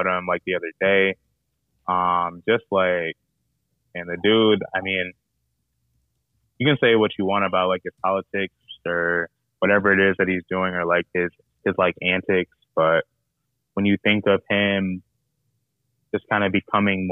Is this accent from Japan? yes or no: no; United States; we're from the States, like, we're from the United States